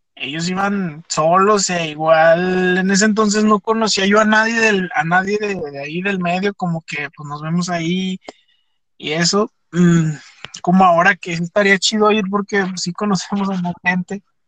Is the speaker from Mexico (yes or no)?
yes; Fresnillo, Zacatecas, Mexico; nosotros, que somos de Fresnillo